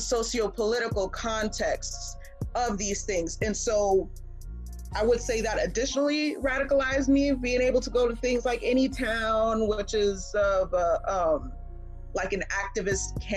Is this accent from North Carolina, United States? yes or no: yes; Charlotte, North Carolina, United States; growing up in Charlotte, North Carolina